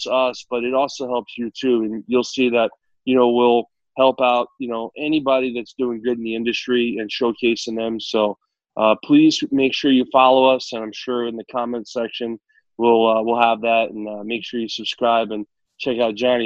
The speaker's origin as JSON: {"language": "English", "region": "New Jersey", "country": "United States", "tie": "born or raised there", "said": "I grew up in New Jersey"}